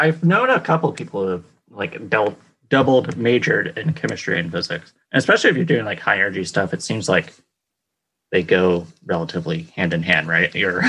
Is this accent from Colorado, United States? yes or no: yes; Colorado, United States; moved away; I was from Colorado.